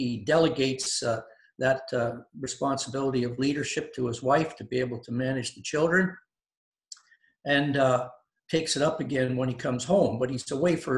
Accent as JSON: {"language": "English", "town": "Windsor", "region": "Ontario", "country": "Canada", "tie": "born or raised there", "said": "I was raised in Windsor, Ontario"}